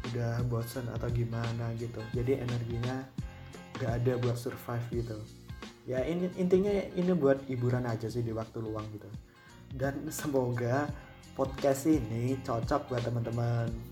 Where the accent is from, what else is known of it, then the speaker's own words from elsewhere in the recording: Boyolali, Central Java, Indonesia; moved away as an adult; now in South Tangerang, Indonesia; aku asalnya dari Boyolali Jawa Tengah dan sekarang statusku masih mahasiswa di salah satu perguruan tinggi di Tangerang Selatan